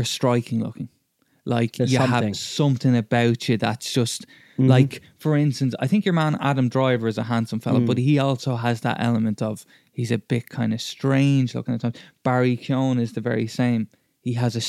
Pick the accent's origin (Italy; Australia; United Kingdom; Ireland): Ireland; growing up in Ireland